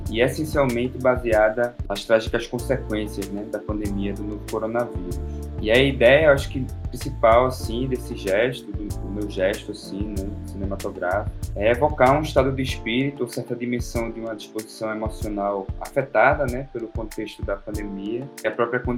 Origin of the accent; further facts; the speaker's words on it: Recife, Pernambuco, Brazil; sou do Recife, estou em Recife, trabalho e atuo em Recife.